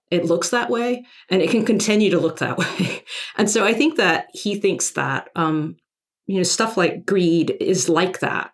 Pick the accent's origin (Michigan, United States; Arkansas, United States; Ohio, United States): Arkansas, United States; moved away as an adult; I grew up in Arkansas